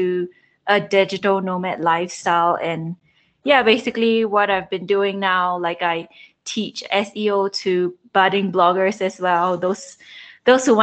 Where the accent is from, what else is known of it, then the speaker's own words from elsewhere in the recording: Singapore; moved away as an adult; I've just been born and bred in Singapore